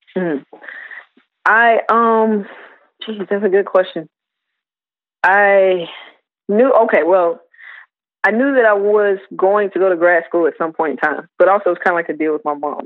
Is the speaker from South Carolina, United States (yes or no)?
yes; South Carolina, United States; I'm from South Carolina originally